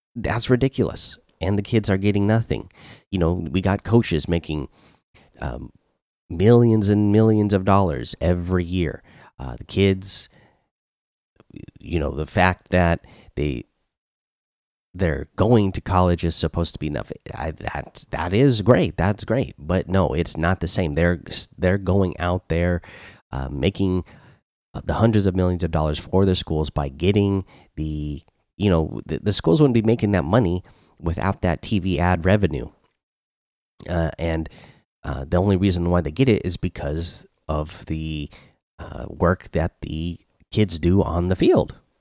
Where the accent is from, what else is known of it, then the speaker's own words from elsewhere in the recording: Washington, United States; here in my home state and in Olympia